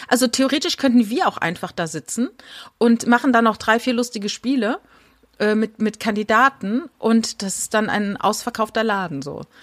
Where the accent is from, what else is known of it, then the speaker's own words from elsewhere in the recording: a village a few kilometres from Winden, Rhineland-Palatinate, Germany; moved away; das ist wenige Kilometer von dem Dorf entfernt, wo ich groß geworden bin